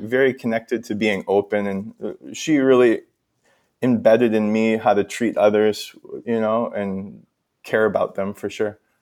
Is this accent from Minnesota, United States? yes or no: yes; Minnesota, United States; I'm from Minnesota